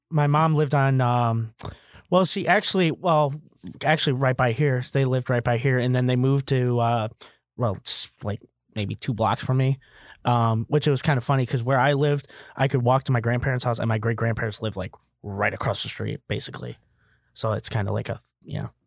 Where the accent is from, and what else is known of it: Kankakee, Illinois, United States; born or raised there